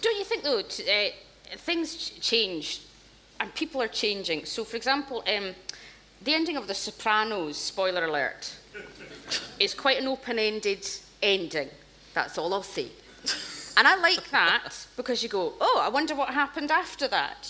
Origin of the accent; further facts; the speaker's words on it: Scotland, United Kingdom; growing up in Scotland, uh, you watched television